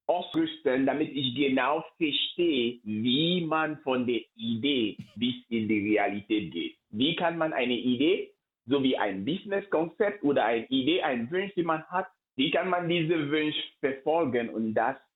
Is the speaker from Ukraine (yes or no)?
no; Cameroon; Ich komme ursprünglich aus Kamerun und vor einigen Jahren ist ein Schicksal mir in der Familie passiert.